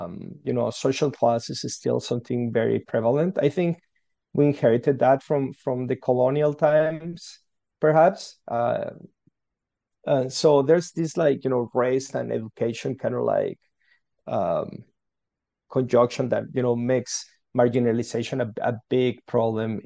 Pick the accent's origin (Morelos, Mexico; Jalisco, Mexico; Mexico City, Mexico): Jalisco, Mexico; Guadalajara; English is a second language; moved away as an adult; now in Canada; I'm from Mexico. That's where I grew up, from a city called Guadalajara